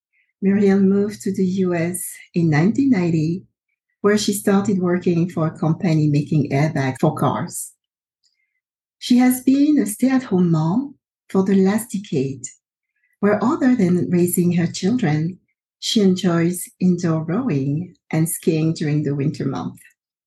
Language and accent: English; Côte d’Ivoire; I'm originally from the Ivory Coast, and I've been uprooted several times throughout my life.